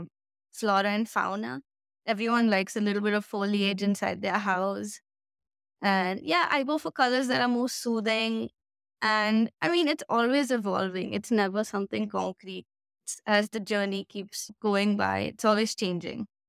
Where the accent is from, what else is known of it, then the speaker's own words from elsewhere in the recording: Delhi, India; now in Goa, India; I was born there, and my brother, we were born there, we studied there